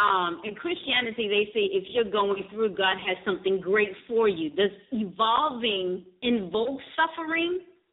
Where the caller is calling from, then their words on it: Nicholasville, Kentucky, United States; I'm calling from Nicholasville, Kentucky.